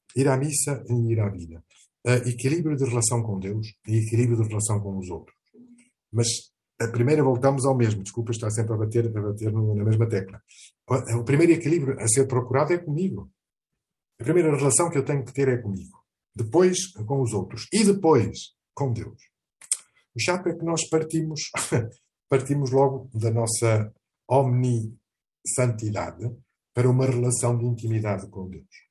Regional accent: Portugal; also born or lived in Mozambique; Tenho Portugal, onde eu nasci, e com muito orgulho

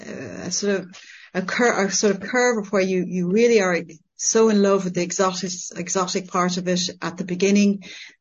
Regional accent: Ireland; moved away as an adult; now in France; I ran away from Ireland

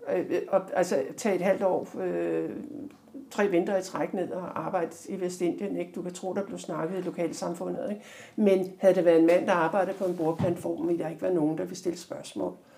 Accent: Denmark; jeg sidder der som dansker

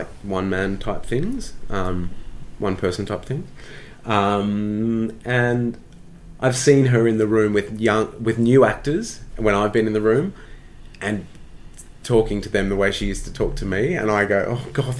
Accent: Australia; accent: Australian; moved away as an adult; also born or lived in London, United Kingdom

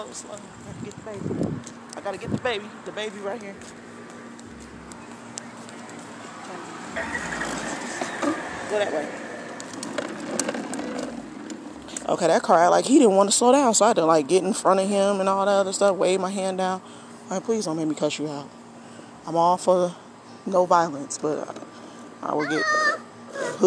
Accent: South Bend, Indiana, United States; born and raised in South Bend, Indiana. I am an Army brat.

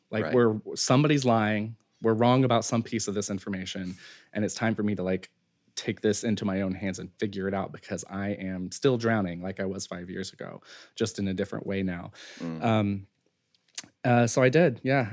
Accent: Western North Carolina, United States; I grew up in Western North Carolina

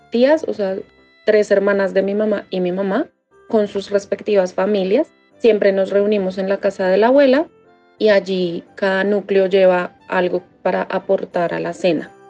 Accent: Bogotá, Bogotá Capital District, Colombia; born there; nací y vivo en Bogotá.

